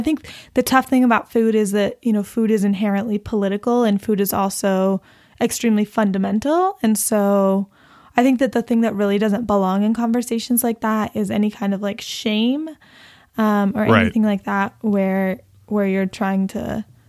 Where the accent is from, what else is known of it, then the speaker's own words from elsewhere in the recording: Texas, United States; I come from a family where, like, my uncle used to run cattle, and, like, it's like, you know, we're from Texas.